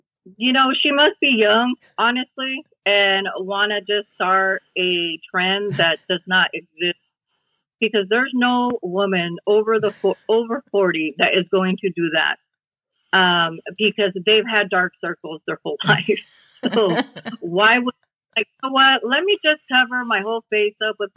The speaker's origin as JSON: {"language": "English", "town": "Pasco", "region": "Washington", "country": "United States", "tie": "born or raised there", "lives_now": "Prosser, United States", "said": "I grew up in Pasco, Washington. And I lived there most of my life."}